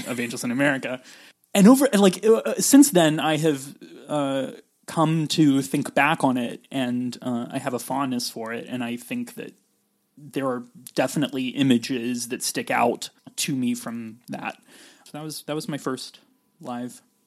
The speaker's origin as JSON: {"language": "English", "region": "California", "country": "United States", "also_born_or_lived": "West Virginia", "said": "I'm from California"}